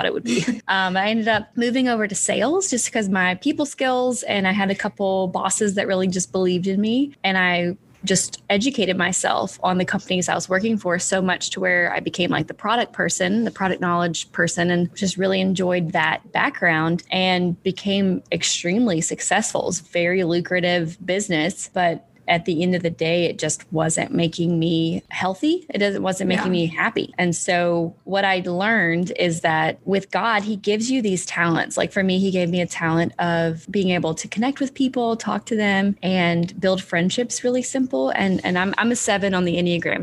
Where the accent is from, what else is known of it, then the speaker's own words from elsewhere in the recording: Fairhope, Alabama, United States; moved away as an adult; also born or lived in New York City, New York; now in Tennessee, United States; So I'm actually from Alabama, a small little town called Fairhope